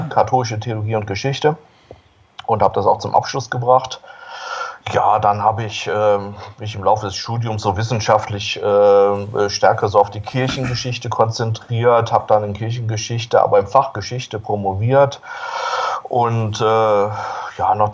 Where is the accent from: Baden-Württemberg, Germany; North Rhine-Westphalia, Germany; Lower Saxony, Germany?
North Rhine-Westphalia, Germany; Solingen; 1960 geboren in Solingen. Solingen liegt in Nordwestfalen, so bei Düsseldorf, Wuppertal in der Gegend. Und äh, geboren und aufgewachsen in einer wirklich ganz katholischen Familie.